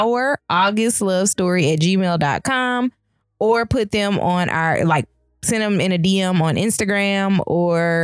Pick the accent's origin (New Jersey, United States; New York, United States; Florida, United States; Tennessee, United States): Tennessee, United States; I'm from Tennessee